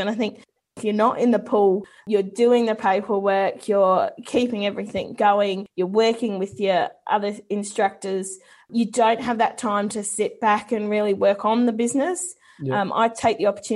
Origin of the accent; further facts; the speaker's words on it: New Zealand; being a Kiwi myself